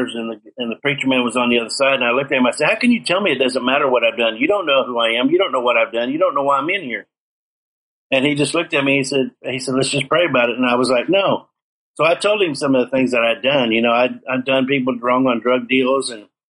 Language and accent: English; Seminole, Oklahoma, United States; my hometown of Seminole, Oklahoma